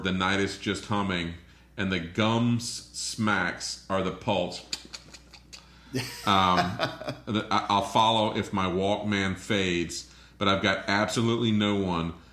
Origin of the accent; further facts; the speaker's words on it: Florida, United States; I'm from Florida